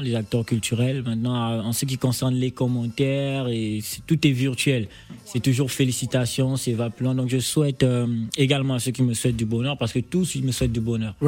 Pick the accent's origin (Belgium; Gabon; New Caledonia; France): Gabon; accent: Gabonese; also born or lived in Port-Gentil, Gabon / Libreville, Gabon; mon accent gabonais